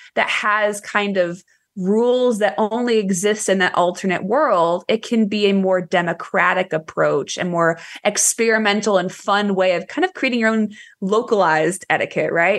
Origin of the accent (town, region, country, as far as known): Ohio, United States; born or raised there; now in Texas, United States